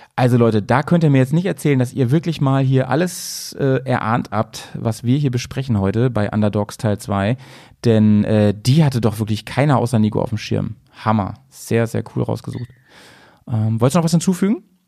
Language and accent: German; near Hanover, Lower Saxony, Germany; now in Bremen, Germany; in meiner alten Heimat, also in der Nähe von Hannover